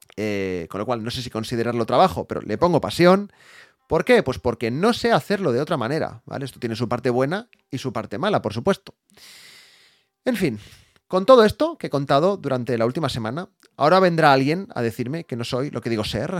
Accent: Barcelona, Catalonia, Spain; yo soy de Barcelona

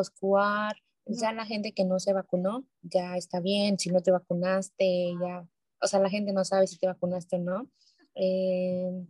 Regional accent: Hermosillo, Sonora, Mexico; Soy de Sonora, soy de Sonora, de Hermosillo.

